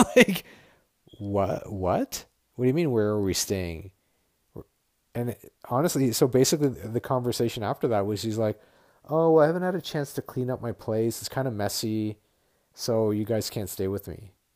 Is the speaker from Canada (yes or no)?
yes; Ottawa, Ontario, Canada; moved away as an adult; also born or lived in Toronto; I grew up in Ottawa